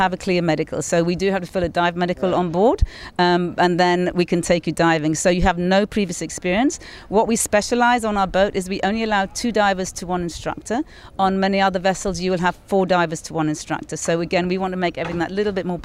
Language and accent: English; Malta; now in Cairns, Australia; My husband and I come from Malta originally. My husband comes from England.